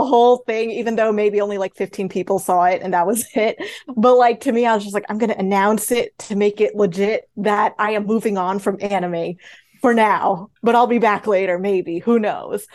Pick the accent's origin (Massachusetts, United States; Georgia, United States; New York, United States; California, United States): New York, United States; Queens, Long Island; now in Los Angeles, United States; I originally grew up in Queens, and then we eventually moved to Long Island, and then after that, I moved to Los Angeles